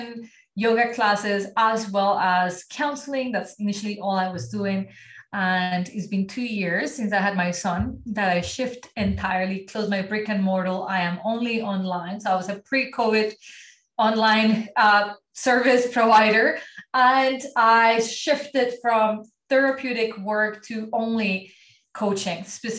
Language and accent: English; Colombia; first language Spanish; English is a second language; moved away as an adult; now in Ottawa, Canada; And I live in Ottawa, Canada, but I was born and raised in Colombia